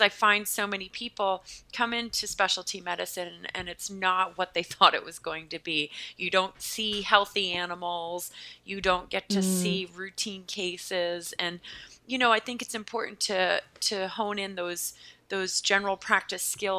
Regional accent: Pennsylvania, United States; accent: American; now in Massachusetts, United States; I am from the state of Pennsylvania in the United States, which is below New York, but now I live north of New York in a state called Massachusetts.

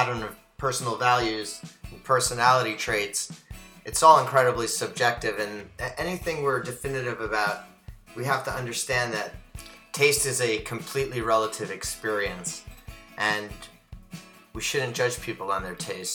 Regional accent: United States; I grew up in the New York, New Jersey area

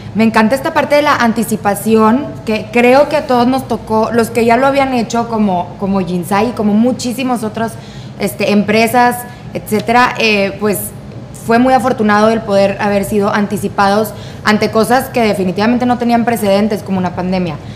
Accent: Monterrey, Nuevo León, Mexico; nosotros que estamos en Monterrey o que, o que somos regias

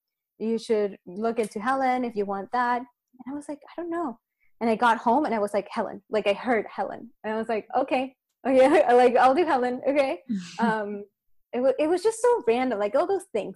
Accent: Chile; in Chile, cause I'm from Chile.

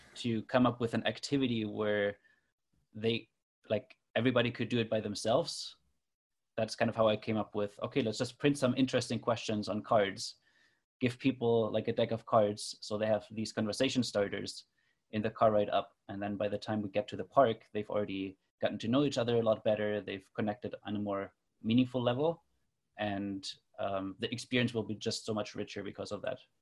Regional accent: Germany; moved away as an adult; now in Toronto, Canada; I grew up in Germany but have been living in Toronto, Canada for the last 10 years

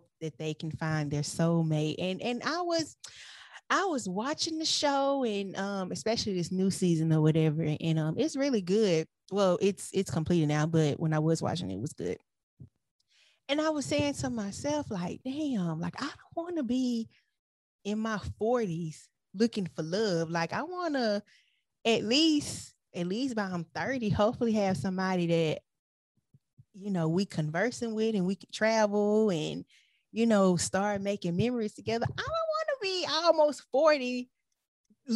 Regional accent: United States; accent: American; with my American accent

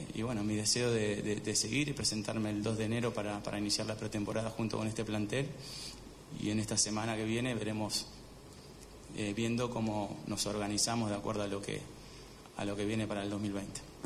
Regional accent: Argentina

